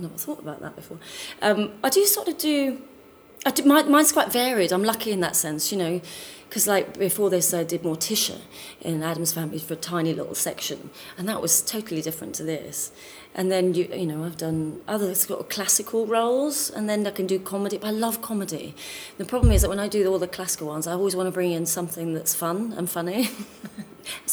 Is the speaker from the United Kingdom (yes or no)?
yes; Dartford, South East England, United Kingdom; now in London, United Kingdom; I come from Dartford, which is south east London.